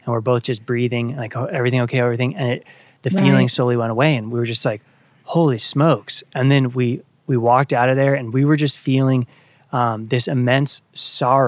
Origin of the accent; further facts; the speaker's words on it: Northern Virginia, United States; I grew up in Northern Virginia